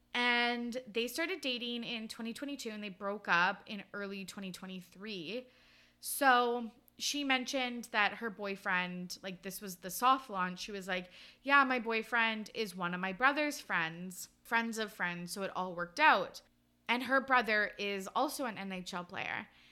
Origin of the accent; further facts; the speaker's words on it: Canada; growing up in Canada